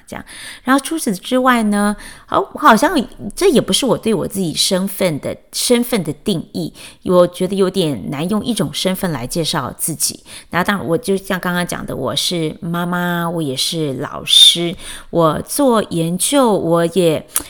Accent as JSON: {"language": "Chinese", "town": "Chiayi", "country": "Taiwan", "tie": "born or raised there", "also_born_or_lived": "Taipei, Taiwan / Washington D.C. area, United States", "moved": "as an adult", "lives_now": "Washington D.C., United States", "said": "但是我心目中的故乡是我长到十八岁才离开的嘉义这样"}